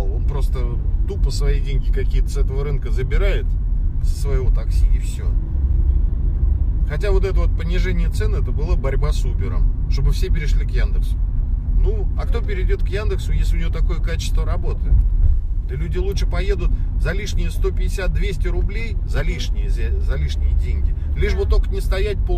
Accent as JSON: {"language": "Russian", "region": "Moscow", "country": "Russia", "tie": "born or raised there", "said": "я вот родился и вырос в Москве, я знаю Москву."}